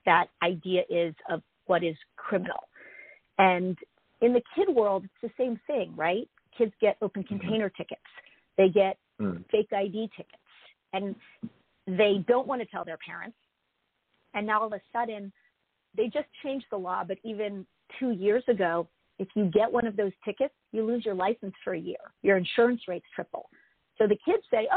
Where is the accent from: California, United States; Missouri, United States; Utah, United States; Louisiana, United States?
California, United States; Los Angeles; I grew up in Pacific Palisades